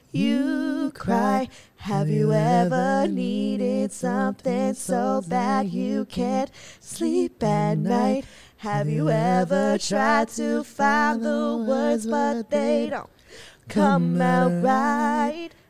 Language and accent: English; Philippines; know we're fucking Filipino as fuck.